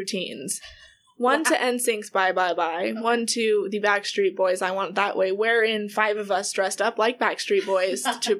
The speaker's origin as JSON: {"language": "English", "region": "West Coast", "country": "United States", "said": "I'm from the West Coast."}